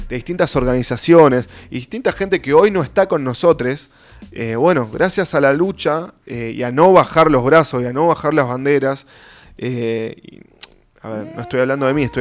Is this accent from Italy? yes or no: no; Argentina; Cruzamos el río de la Plata y somos.